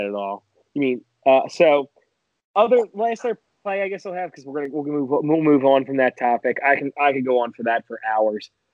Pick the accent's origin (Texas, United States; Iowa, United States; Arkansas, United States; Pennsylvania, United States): Pennsylvania, United States; Philadelphia; as a Philadelphian, as a Philadelphia fan